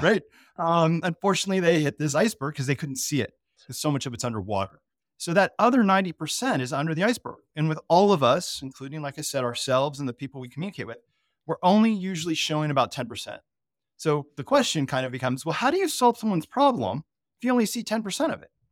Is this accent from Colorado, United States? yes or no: yes; Colorado, United States; I'm, I'm from Colorado